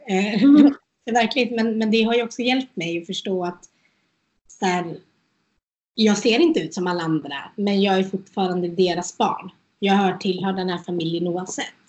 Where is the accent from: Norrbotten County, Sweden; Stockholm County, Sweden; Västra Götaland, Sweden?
Västra Götaland, Sweden; Götene; also born or lived in India / Norway; jag är från Götene